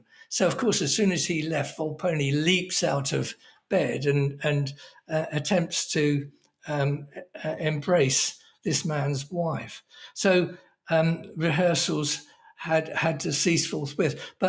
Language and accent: English; Oxford, South East England, United Kingdom; he only gave me my job because I was from Oxford and such, that appealed to his snobbery.